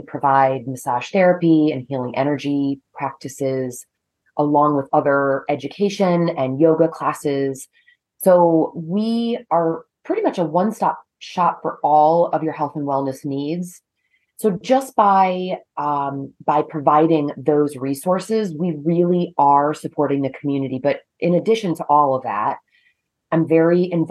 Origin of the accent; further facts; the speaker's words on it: Maryland, United States; moved away as an adult; also born or lived in North Carolina; now in Connecticut, United States; I grew up in Maryland and proceeded to go to college in North Carolina and then came north to Connecticut